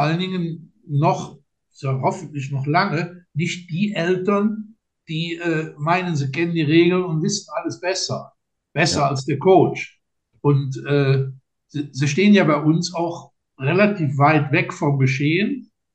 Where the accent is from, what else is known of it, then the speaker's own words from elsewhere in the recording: Linz am Rhein, Rhineland-Palatinate, Germany; ich komme ja äh, aus Linz